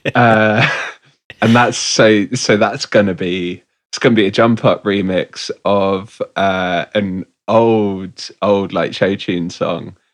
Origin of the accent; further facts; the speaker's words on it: Bristol, South West England, United Kingdom; I'm from Bristol